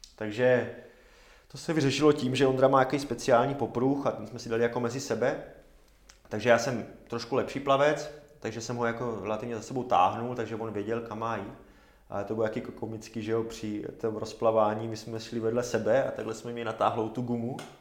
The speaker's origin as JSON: {"language": "Czech", "town": "Zábřeh", "region": "Olomouc Region", "country": "Czechia", "moved": "yes", "said": "pocházím ze Zábřeha"}